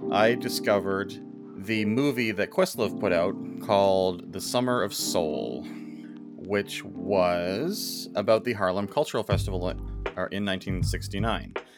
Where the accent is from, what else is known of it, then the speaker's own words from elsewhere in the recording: Canada; we're Canadian